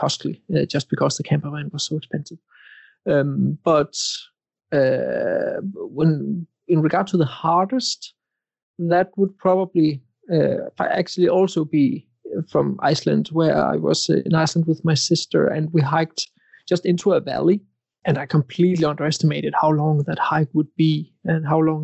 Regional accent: Denmark; I am from Denmark

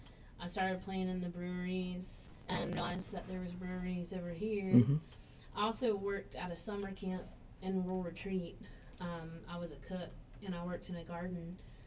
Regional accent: Carthage, North Carolina, United States; I grew up in Carthage.

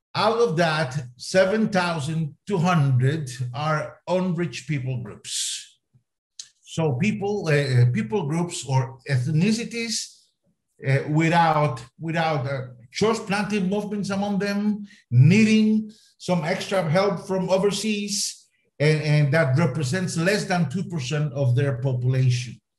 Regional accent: Costa Rica; first language Spanish; English is a second language; moved away as an adult; also born or lived in Jordan / Boise, Idaho, United States; now in Spain; So I was born in Costa Rica. I am Latin American, Latin American by the grace of God. So my first language is Spanish

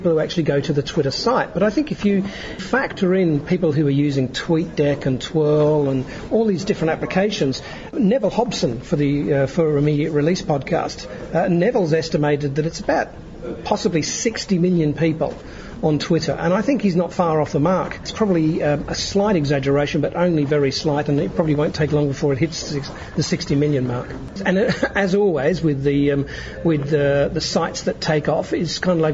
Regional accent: Australia; now in Adelaide, Australia; I'm an Australian living in Adelaide

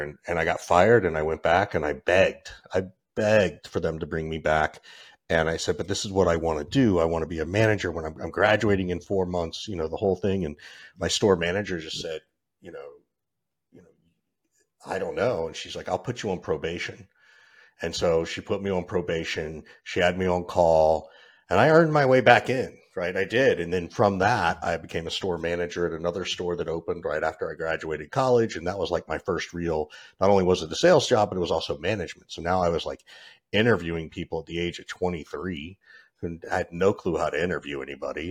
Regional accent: Georgia, United States; I grew up in Georgia, of all places

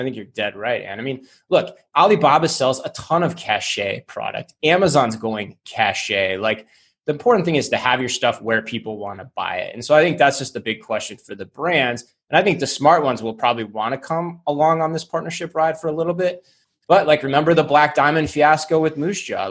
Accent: Tempe, Arizona, United States; my hometown of Tempe

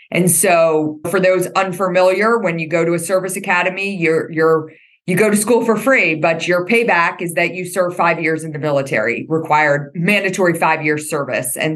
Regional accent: Alexandria, Virginia, United States; also born or lived in Philadelphia; most of our childhood was spent in um, right outside of DC. Uh, my dad was stationed at the Pentagon. So we grew up in the Alexandria area.

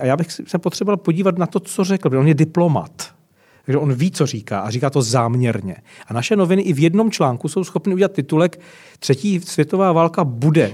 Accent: Czechia; Jsme všichni Češi

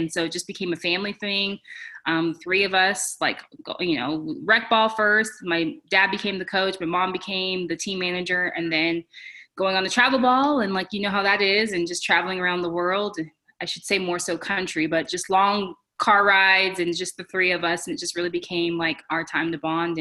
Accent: Irvine, California, United States; I grew up in SoCal. So I grew up in Irvine, California, in Orange County

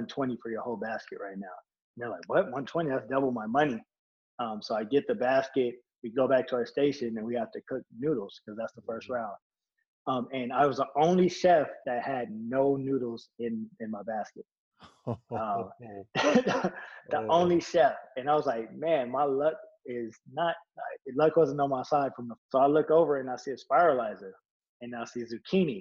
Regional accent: Moreno Valley, California, United States; also born or lived in Las Vegas, Nevada; growing up in Moreno Valley

